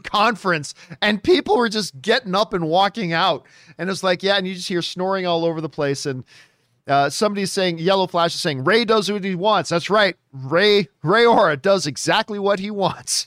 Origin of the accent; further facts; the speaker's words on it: Canada; as a Canadian and as an Italian